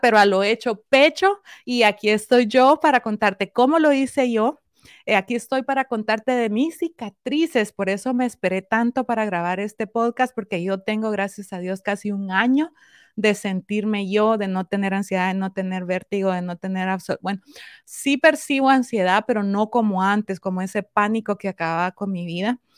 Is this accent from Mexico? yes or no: no; Guatemala; yo soy guatemalteca